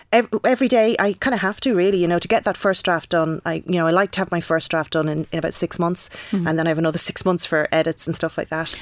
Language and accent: English; Wexford, Leinster, Ireland; I'm from Wexford